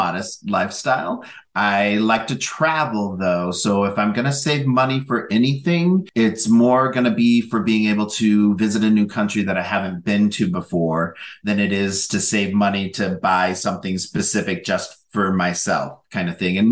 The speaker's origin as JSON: {"language": "English", "region": "North Central Minnesota", "country": "United States", "tie": "born or raised there", "also_born_or_lived": "Southern Oregon", "moved": "yes", "said": "growing up in North Central Minnesota"}